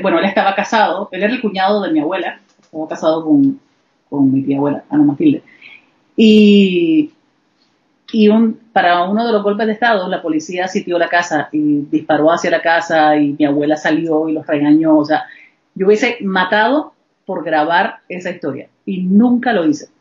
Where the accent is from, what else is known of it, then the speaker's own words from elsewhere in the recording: Panama; moved away; also born or lived in Nicaragua; yo soy panameña